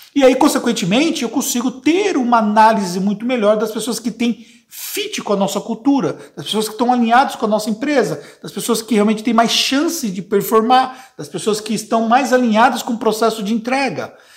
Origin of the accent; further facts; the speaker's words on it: ABC Paulista, Greater São Paulo, Brazil; eu sou da Grande São Paulo, no ABC paulista